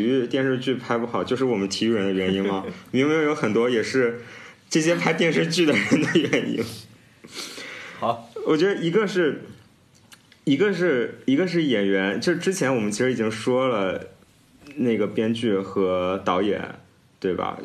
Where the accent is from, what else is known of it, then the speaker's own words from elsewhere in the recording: China; 作为中国人